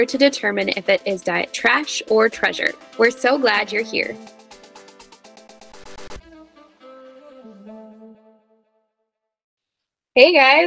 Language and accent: English; Wisconsin, United States; also born or lived in South Dakota; We're the weirdos that moved to Wisconsin